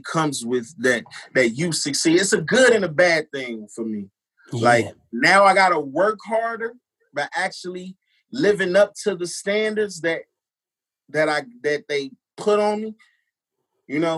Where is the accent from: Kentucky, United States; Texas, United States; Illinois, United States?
Illinois, United States; Chicago; growing up in Chicago